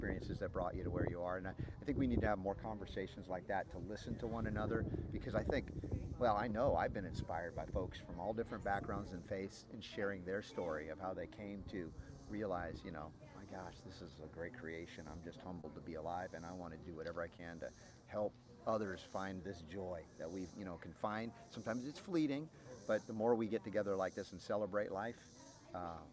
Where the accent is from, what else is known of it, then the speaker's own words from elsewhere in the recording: Georgia, United States; growing up in Georgia